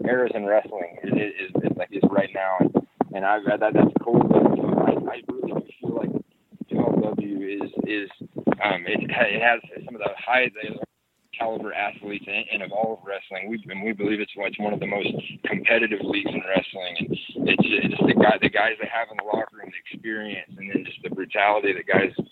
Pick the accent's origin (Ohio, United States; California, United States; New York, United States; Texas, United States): Texas, United States; now in Hawaii, United States; that I'm from Texas